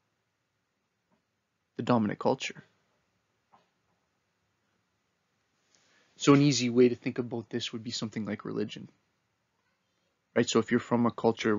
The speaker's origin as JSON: {"language": "English", "town": "Kitchener", "region": "Ontario", "country": "Canada", "tie": "born or raised there", "said": "Me and my buddies growing up in Kitchener weren't aware of how we were being shaped by Canadian culture"}